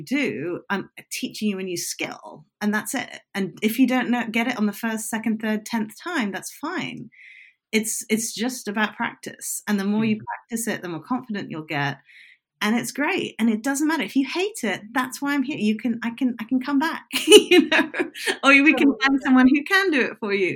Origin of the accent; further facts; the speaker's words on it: United Kingdom; I'm British